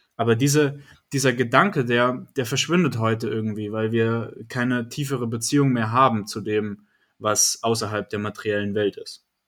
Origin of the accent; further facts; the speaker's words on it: Bayreuth, Bavaria, Germany; mich als Bayreuther